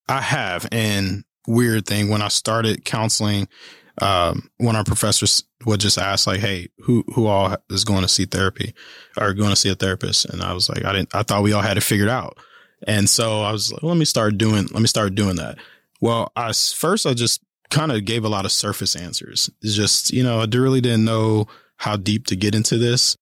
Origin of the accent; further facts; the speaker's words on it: Kansas City, Kansas, United States; moved away as an adult; also born or lived in Colorado Springs, Colorado; now in Manhattan, United States; I am originally from Kansas City, Kansas